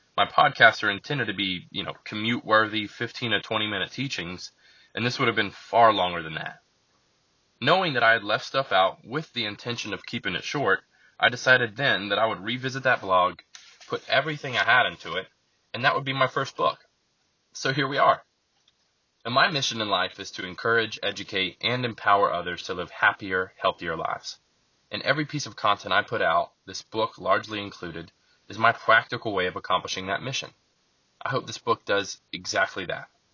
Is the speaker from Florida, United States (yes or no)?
yes; Lakeland, Florida, United States; also born or lived in Bartow, Florida; I was raised in Lakeland, Florida, which is just a bigger small city next to Bartow